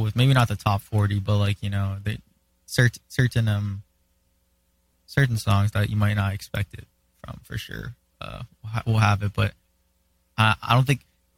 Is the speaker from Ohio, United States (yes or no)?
no; Hawaii, United States; I'm from Hawaii, right? And for me, that's a really big thing that I'm super proud of, you know, because I'm also Hawaiian